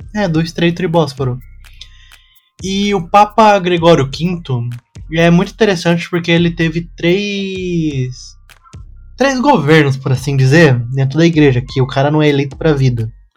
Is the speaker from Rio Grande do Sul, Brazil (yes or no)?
no; São Paulo, Brazil; eu sou do Capão Redondo